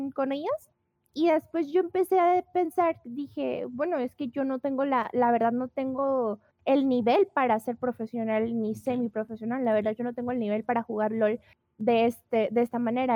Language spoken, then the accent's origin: Spanish; Guadalajara, Jalisco, Mexico; yo soy de Guadalajara, Jalisco, México.